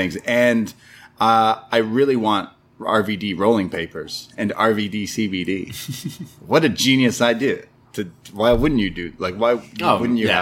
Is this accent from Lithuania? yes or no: no; Canada; as a Canadian